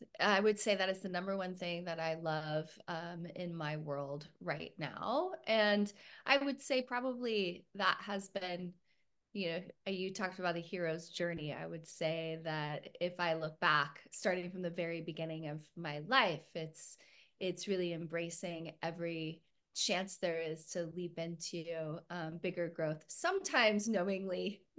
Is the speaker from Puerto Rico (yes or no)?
yes; Puerto Rico; born there; Originally, I was born in Puerto Rico. My parents were working in the mission field for 5 years with a Christian church.